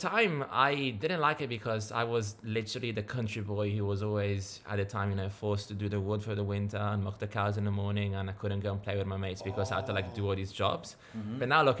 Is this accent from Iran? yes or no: no; Tuscany, Italy; moved away as an adult; now in Sydney, Australia; I live in Sydney. I've been in Sydney for 7 years now, but I'm originally from Italy. Mom is English, dad is Italian